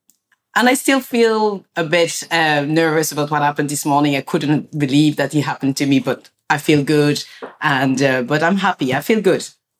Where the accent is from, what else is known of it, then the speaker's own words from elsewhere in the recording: France; I was born in France and my parents are from like Senegal. And, you know, being born in France, it was like, you know, when I was at home, it felt like I was in Africa.